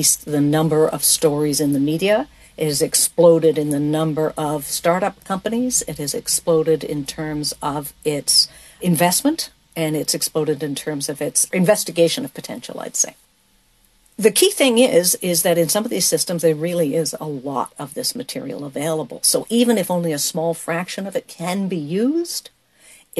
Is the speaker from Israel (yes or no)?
no; Canada; As a Canadian earth scientist